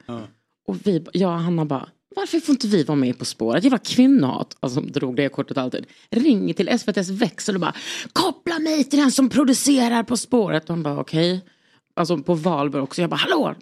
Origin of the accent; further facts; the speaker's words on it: Lund, Skåne, Sweden; jag är från Lund